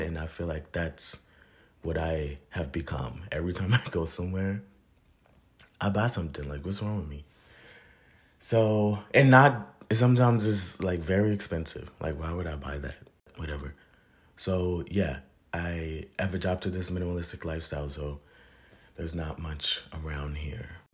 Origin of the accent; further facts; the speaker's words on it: Virginia, United States; I'm from Virginia